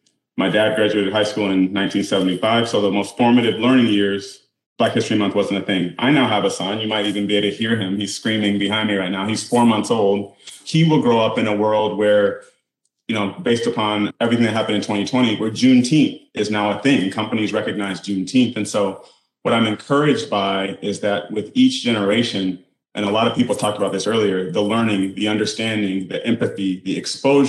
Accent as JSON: {"language": "English", "town": "Detroit", "region": "Michigan", "country": "United States", "tie": "born or raised there", "said": "I grew up in the suburbs of Detroit"}